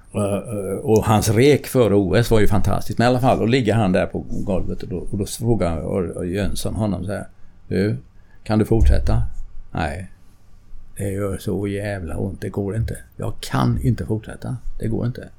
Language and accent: Swedish; Sweden